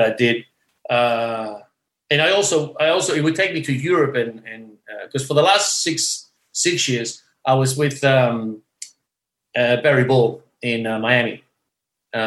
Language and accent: English; Australia